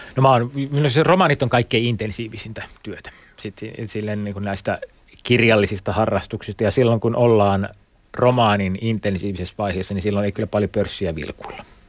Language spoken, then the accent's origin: Finnish; Mikkeli, South Savo, Finland; mä oon Mikkelistä kotoisin